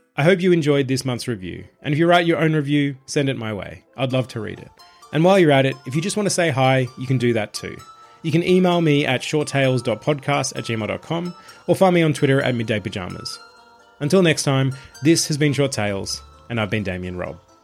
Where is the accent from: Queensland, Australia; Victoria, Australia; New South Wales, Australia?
Victoria, Australia; Traralgon; my hometown of Terrelgan